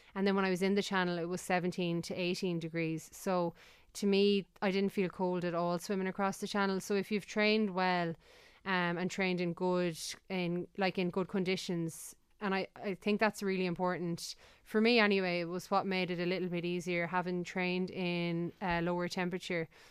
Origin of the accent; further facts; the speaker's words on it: Galway, Connacht, Ireland; I'm from Galway